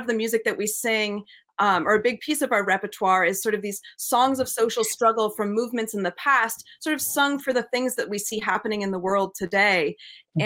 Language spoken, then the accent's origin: English; New England, United States; born or raised there